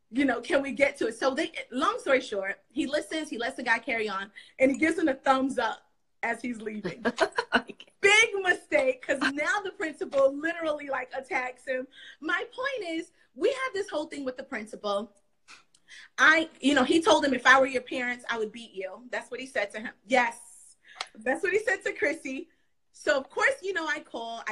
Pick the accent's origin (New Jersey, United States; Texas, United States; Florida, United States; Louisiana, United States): Florida, United States; South; also born or lived in New York; now in Charlotte, United States; I live in North Carolina. I live in Charlotte. I'm from South Florida. And then I lived in New York